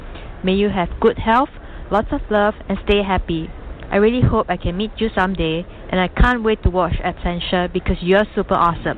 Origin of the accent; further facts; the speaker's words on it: Singapore; I'm from Singapore.